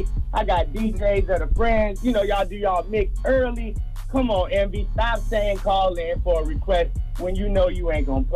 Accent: Florida, United States; from Florida. You know, I ain't gonna say where. I just know I'm from Florida.

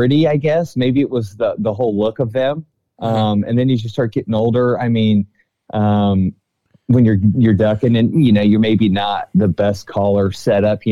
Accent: California Delta, United States; I grew up in the Delta

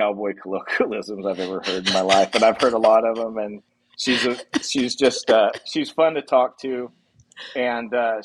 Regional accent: Paso Robles, California, United States; My background is I grew up in Paso Robles

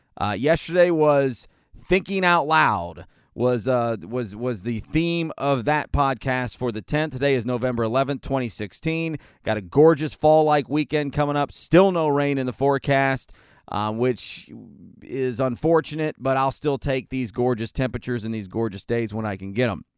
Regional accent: United States; I'm an American, Caucasian, heterosexual

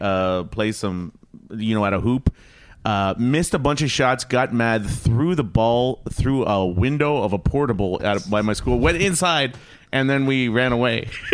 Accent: Toronto, Ontario, Canada; Scarborough. I'm from Scarborough, yeah.

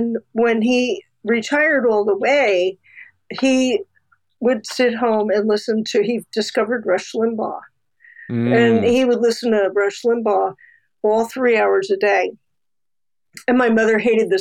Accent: West Long Branch, New Jersey, United States; I grew up in West Long Branch, New Jersey

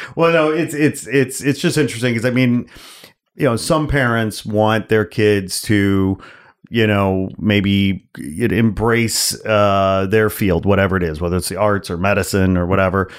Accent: outside Chicago, Illinois, United States; now in Los Angeles, United States; I grew up outside Chicago.

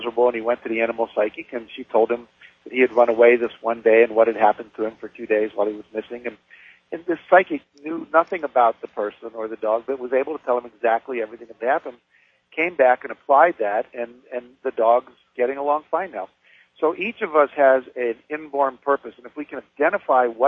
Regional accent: West Virginia, United States; I grew up in West Virginia.

